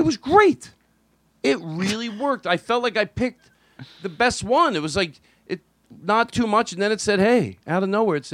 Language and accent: English; Philadelphia, Pennsylvania, United States; I grew up in Philadelphia